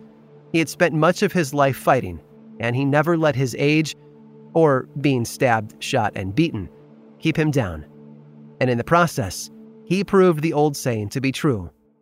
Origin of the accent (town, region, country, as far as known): near Pontiac and Ottawa, Illinois, United States; born or raised there